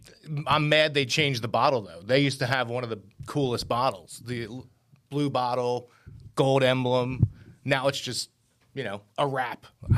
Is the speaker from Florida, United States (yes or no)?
no; Philadelphia area, Pennsylvania, United States; We're all from Philly. We, you know... I'm at this point like an hour from the city